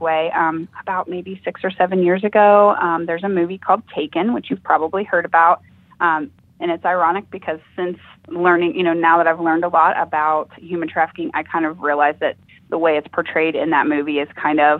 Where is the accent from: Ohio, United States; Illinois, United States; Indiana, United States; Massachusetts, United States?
Ohio, United States; this is my home state